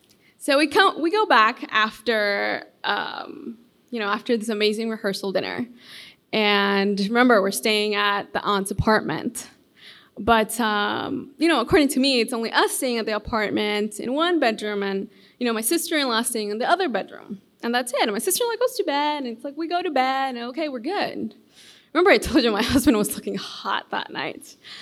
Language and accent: English; Honduras; now in United States; And I grew up in Honduras. So, and I moved here to the U.S., well, I don't know, like 10 years ago.